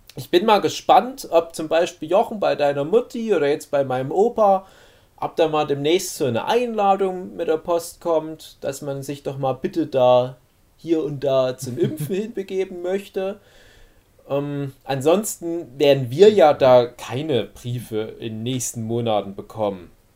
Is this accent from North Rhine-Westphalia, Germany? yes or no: no; Saxony, Germany; bei uns in Sachsen